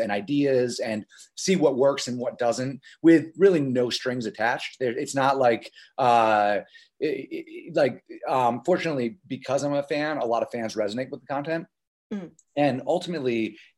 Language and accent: English; Los Angeles, California, United States; I'm from Los Angeles. It's kind of where we're based.